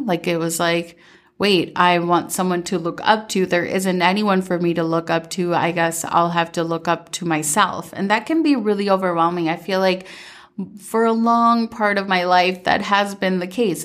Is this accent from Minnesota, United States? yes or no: yes; Minnesota, United States; also born or lived in Medellín, Colombia; I was born in Medellin, Colombia, and I moved to Minnesota when I was seven and mostly grew up in Minnesota